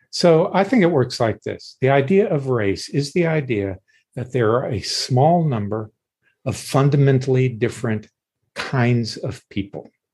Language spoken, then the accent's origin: English; Deep South, United States; I grew up in the Deep South uh, in the 50s